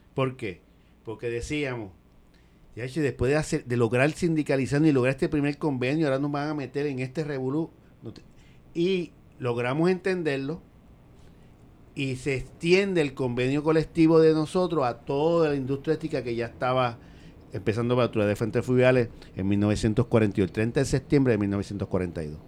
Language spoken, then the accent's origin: Spanish; San Juan, Puerto Rico; Yo soy nacido y creado en Villa Palmera